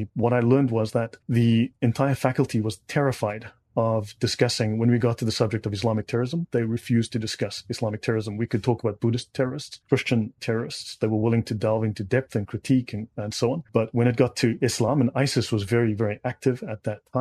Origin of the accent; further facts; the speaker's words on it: South Africa; moved away as an adult; also born or lived in Dubai, United Arab Emirates; I'm South African. Moved to Dubai in 2007. I lived in the Middle East for 11 years.